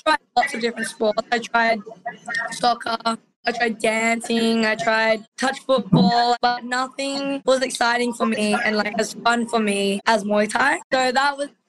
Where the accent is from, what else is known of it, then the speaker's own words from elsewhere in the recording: Gold Coast, Queensland, Australia; I'm 19 and I'm from the Gold Coast, Australia.